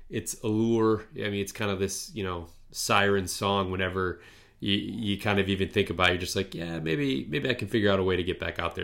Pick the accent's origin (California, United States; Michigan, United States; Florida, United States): Michigan, United States; I mean, you're from Pennsylvania, I'm from Michigan, so we're not, we're from a probably, yeah, well, I mean, you're from Philly, which is obviously